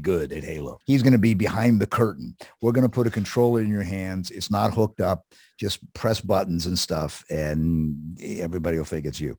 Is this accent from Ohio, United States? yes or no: yes; Columbus, Ohio, United States; in Columbus, Ohio, which was where I grew up